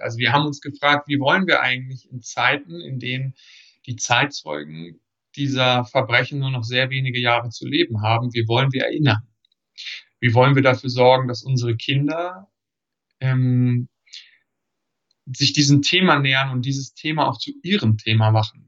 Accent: Germany; als Deutsche

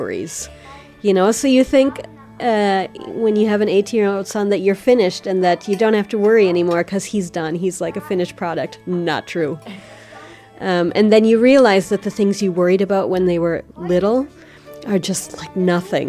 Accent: Minnesota, United States; moved away as an adult; now in Germany; I grew up in Minnesota

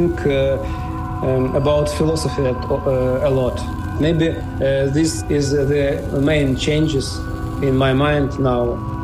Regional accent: Dnipro, Dnipropetrovsk Oblast, Ukraine; English is a second language; I am from Dnipro, Ukraine.

